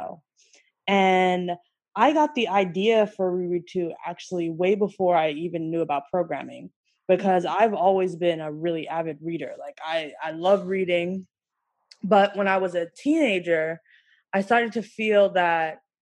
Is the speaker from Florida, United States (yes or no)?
no; New York, United States; I'm from New York originally